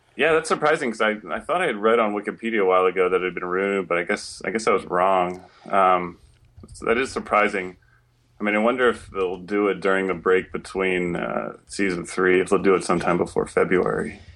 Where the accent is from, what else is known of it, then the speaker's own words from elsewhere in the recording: Washington, District of Columbia, United States; I'm from Washington, D C.